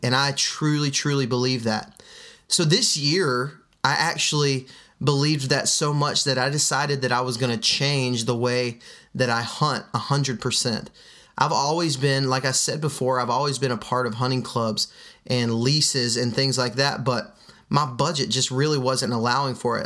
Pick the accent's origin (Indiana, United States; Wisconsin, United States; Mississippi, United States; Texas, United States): Texas, United States; Midland; now in Alabama, United States; I was raised in West Texas and Midland, Texas, to be exact